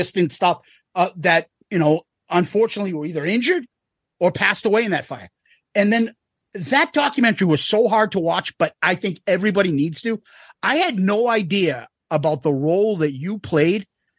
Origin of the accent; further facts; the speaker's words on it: Boston, Massachusetts, United States; So we're from Boston, if you can't tell from this accent.